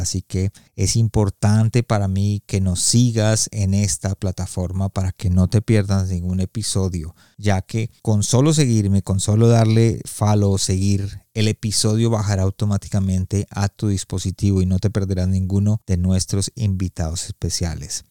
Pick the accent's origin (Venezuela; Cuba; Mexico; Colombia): Colombia; yo soy colombiano y en Colombia se usa mucho el no señor, sí señor